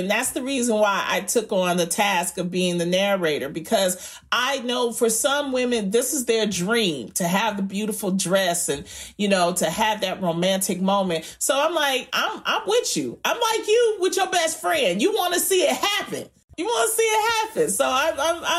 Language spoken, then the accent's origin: English; Detroit, Michigan, United States; I'm from Detroit.